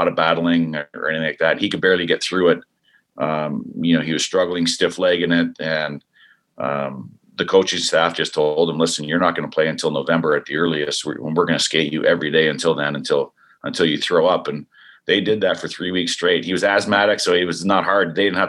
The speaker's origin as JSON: {"language": "English", "country": "Canada", "said": "And I know up north, eventually we need one of these Canadian teams to come through for us as being a Canadian."}